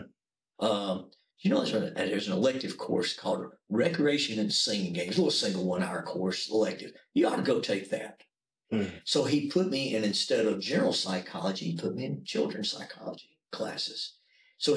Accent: Munford, Alabama, United States; born and raised in Munford, Alabama.

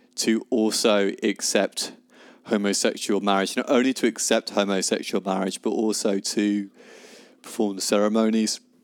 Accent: United Kingdom; as being British

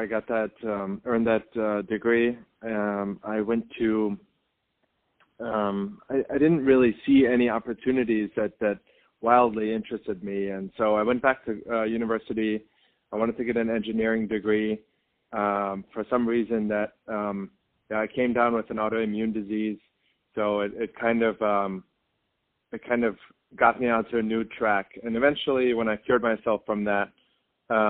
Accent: Germany; moved away; I was born and raised in Germany

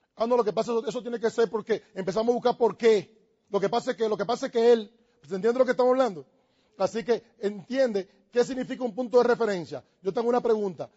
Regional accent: Dominican Republic; Yo tengo que estar pensando si yo soy dominicano. Yo soy dominicano

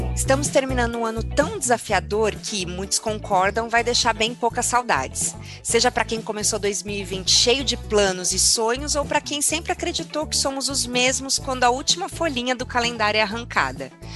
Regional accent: São Bernardo do Campo, São Paulo, Brazil; Eu sou de São Bernardo

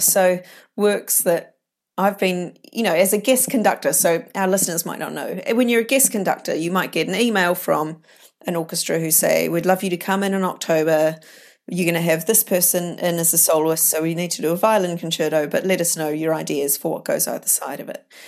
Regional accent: New Zealand; moved away; I grew up in New Zealand

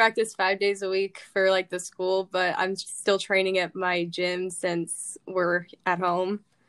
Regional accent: Reno, Nevada, United States; now in Flower Mound, United States; I grew up in Reno, Nevada, and now I'm in Flower Mound, Texas.

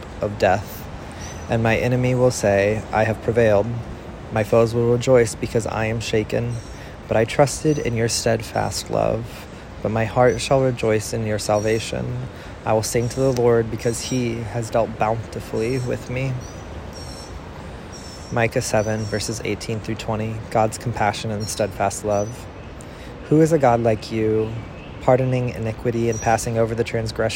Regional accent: Central Illinois, United States; now in Nashville, United States; a person born and raised in Central Illinois, reading now in Nashville, Tennessee

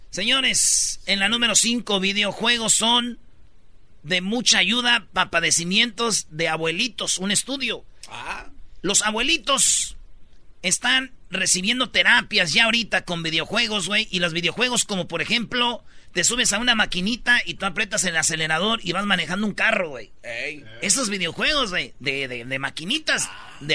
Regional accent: Michoacán, Mexico; somos de Michoacán

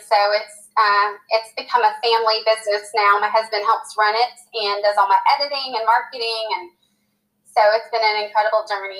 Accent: Clovis, New Mexico, United States; born there; also born or lived in California; So we moved, I was born in Clovis, New Mexico. Then we moved to California. We were there for 3 years and actually lived on a military base

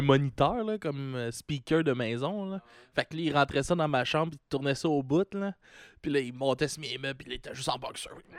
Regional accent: Gaspésie, Quebec, Canada; moved away; on vient de la Gaspésie

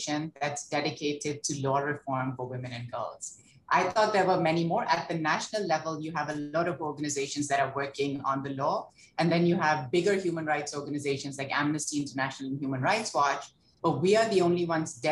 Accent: Lahore, Punjab, Pakistan; I grew up in Lahore

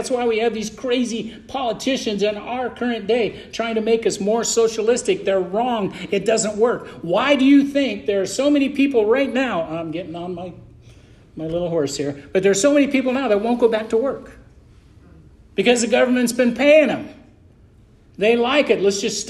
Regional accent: United States; I am an American, and I love America. I'm a Baptist preacher, but guess what? All I want you to call me is a Christian.

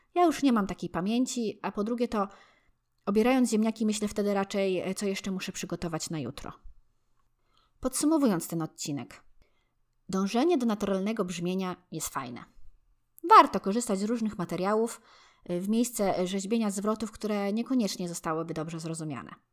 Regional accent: Poland; jako Polacy

